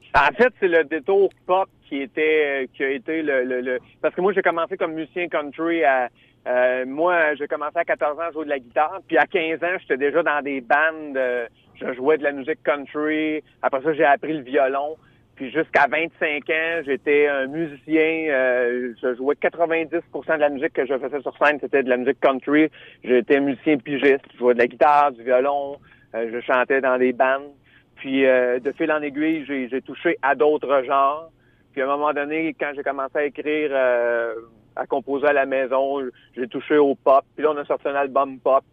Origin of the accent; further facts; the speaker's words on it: Drummondville, Quebec, Canada; je suis natif de Drummondville. Puis quand j'étais petit gars, hein, j'étais adolescent